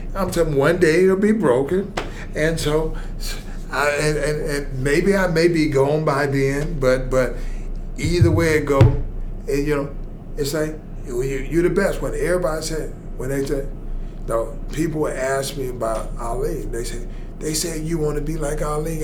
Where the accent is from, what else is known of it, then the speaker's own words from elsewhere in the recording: Atlanta, Georgia, United States; I'm from Atlanta, Georgia